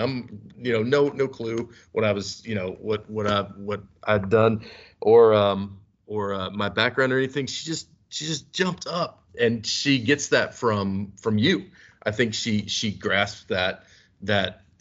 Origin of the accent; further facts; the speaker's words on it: Kentucky, United States; moved away as an adult; now in Omaha, United States; I'm from Kentucky.